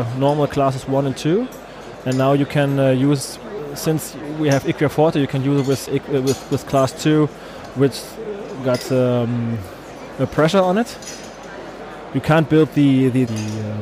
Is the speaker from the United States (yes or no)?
no; Germany; I'm a dentist from Germany. I have my office directly in the middle of Germany